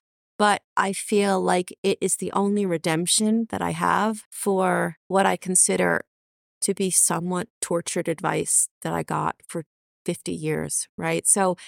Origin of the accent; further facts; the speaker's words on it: New York, United States; And, you know, I grew up outside of New York City.